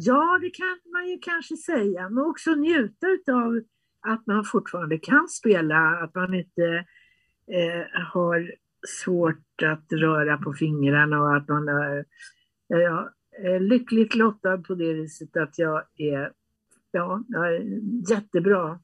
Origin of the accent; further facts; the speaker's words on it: Västerås, Västmanland, Sweden; jag är född i Västerås mm. och eh, eh, jag bodde där med mina föräldrar i en enrummare